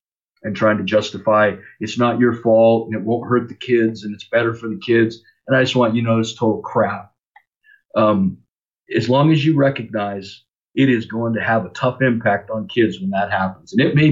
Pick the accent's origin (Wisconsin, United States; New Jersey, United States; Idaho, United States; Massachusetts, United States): Idaho, United States; North; moved away as an adult; also born or lived in Lakewood, California / Louisiana / Seattle area, Washington; Growing up in North Idaho was a cool experience, growing up in the mountains.